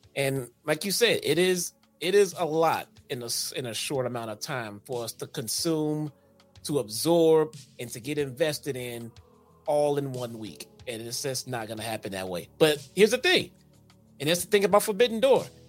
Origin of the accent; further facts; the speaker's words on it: Chicago, Illinois, United States; we're from Chicago. We only order deep dish pizza. That's not what we do here, okay?